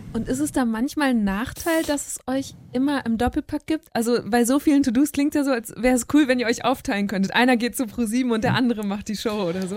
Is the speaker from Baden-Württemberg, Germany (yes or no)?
no; Münsterland, North Rhine-Westphalia, Germany; moved away as an adult; now in Berlin, Germany; ich bin da eine Stunde von euch groß geworden